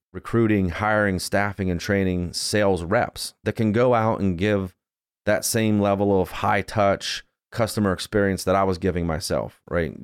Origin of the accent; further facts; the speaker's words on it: Johnstown, Pennsylvania, United States; I grew up in Johnstown, Pennsylvania